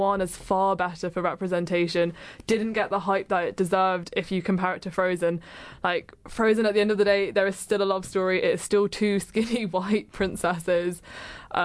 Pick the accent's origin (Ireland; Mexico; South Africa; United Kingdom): United Kingdom; England; I'm English